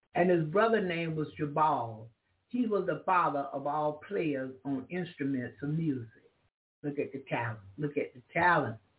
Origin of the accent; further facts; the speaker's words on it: the South, United States; I'm from the South